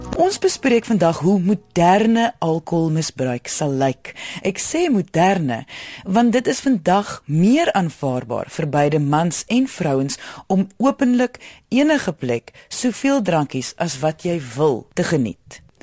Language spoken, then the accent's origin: Afrikaans; South Africa; Ons as Suid-Afrikaners